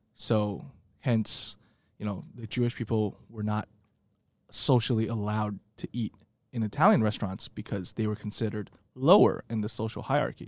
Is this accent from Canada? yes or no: no; Taiwan; moved away as an adult; now in United States; growing up in Taiwan